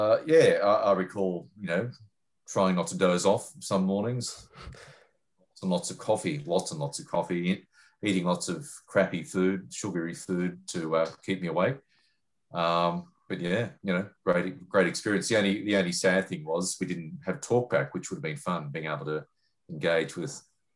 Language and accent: English; Sydney, New South Wales, Australia; moved away as an adult; now in Melbourne, Australia; I'm in Melbourne now, but I grew up in Sydney